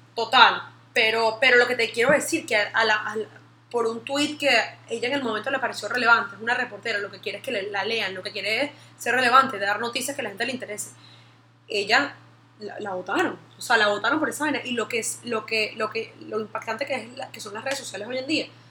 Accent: Venezuela; nosotros que somos venezolanos, venimos de una comunidad súper machista

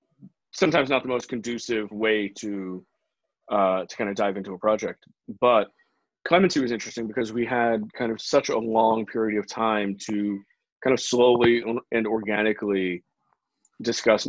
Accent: New York, United States; I grew up in New York, kind of adjacent to the arts

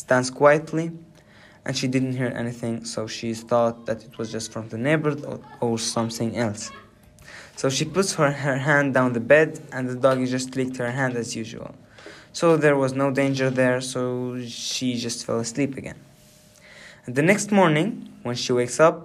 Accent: Nynäshamn, Stockholm County, Sweden; my hometown in Nynäshamn

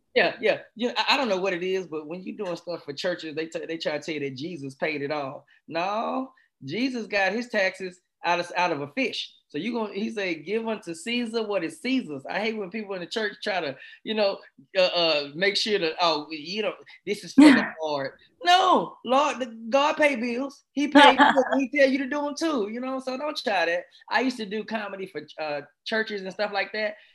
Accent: Texas, United States; I'm from Texas

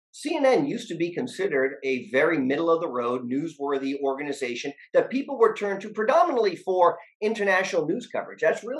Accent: New Hampshire, United States; Donald Trump came to my home state of New Hampshire

